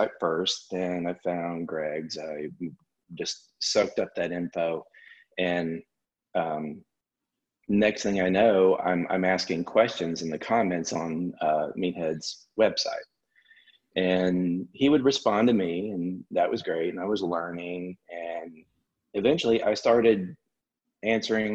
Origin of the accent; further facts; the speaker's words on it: Alabama, United States; born and raised in Alabama, went to college at Auburn